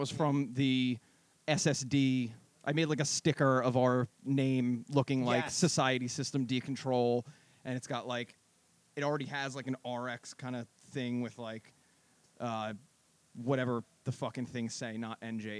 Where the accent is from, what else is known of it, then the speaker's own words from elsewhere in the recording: Jersey Shore, New Jersey, United States; We're on the cusp of Central Jersey and South Jersey.